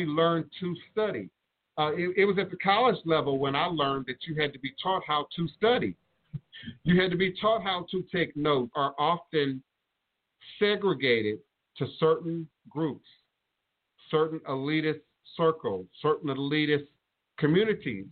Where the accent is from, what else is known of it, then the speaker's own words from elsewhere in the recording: Chicago, Illinois, United States; moved away; coming from Chicago, because I was born in Chicago, and my brothers and sisters are still in Chicago